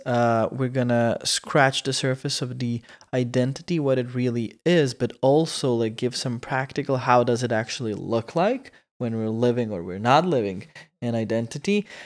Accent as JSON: {"language": "English", "country": "Croatia", "second_language": "English", "moved": "yes", "said": "we say it in Croatian"}